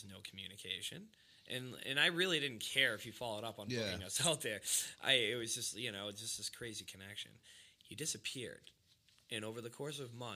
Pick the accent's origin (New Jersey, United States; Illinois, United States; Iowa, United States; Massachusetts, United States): Massachusetts, United States; Hanson; I'm from Boston, like, Massachusetts. He's like, what part? I'm like, like, you probably never heard of it. He goes, try me. And I said, Hanson